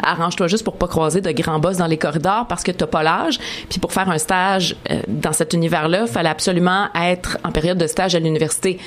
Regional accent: Montreal, Quebec, Canada; je suis une fille de Chalaga Maisonneuve, born, raised

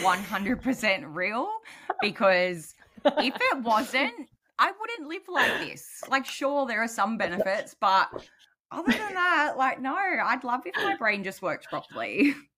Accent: New South Wales, Australia; I'm from New South Wales

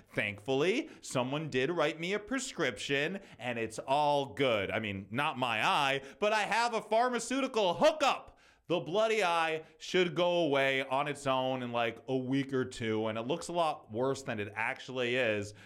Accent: United States; As an American

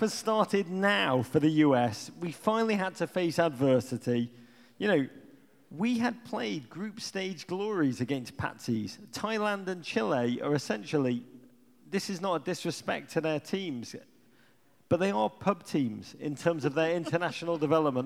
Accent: England, United Kingdom; moved away as an adult; now in United States; I grew up in England

